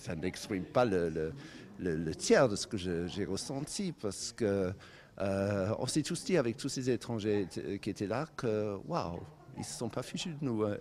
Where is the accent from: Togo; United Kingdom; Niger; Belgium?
United Kingdom; Cornwall, South West England; now in France